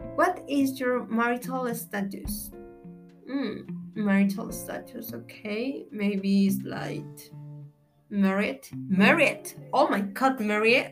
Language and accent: English; Villahermosa, Tabasco, Mexico; English is a second language; I am from Mexico. I am lived in Villahermosa, Tabasco